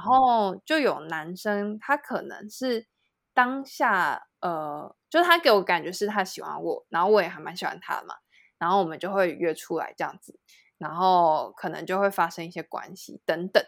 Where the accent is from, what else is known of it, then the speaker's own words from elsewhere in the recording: Taiwan; also born or lived in France; 我在台湾的朋友都会是，比如说像是国中、国小，然后或者是大学